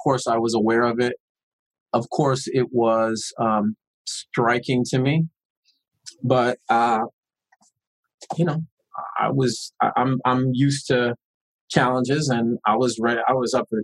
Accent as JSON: {"language": "English", "town": "Long Beach", "region": "California", "country": "United States", "tie": "born or raised there", "said": "The politics that I grew up with in East Long Beach was, you got a problem, you confront it, you speak on it"}